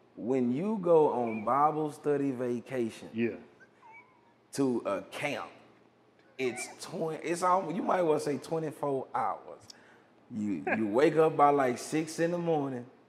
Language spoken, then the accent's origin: English; Hearne, Calvert, Texas, United States; I'm from Herndon, Calvert, Texas